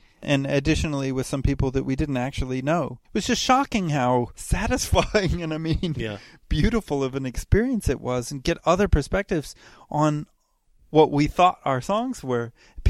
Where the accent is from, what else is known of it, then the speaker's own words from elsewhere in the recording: Chile; born there; I was born in Chile, where my parents had just moved.